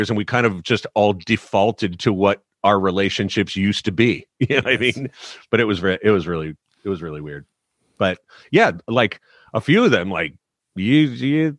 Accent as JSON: {"language": "English", "town": "San Diego", "region": "California", "country": "United States", "said": "we are very Irish descent, and the pressure for girls in San Diego to be tan was so high"}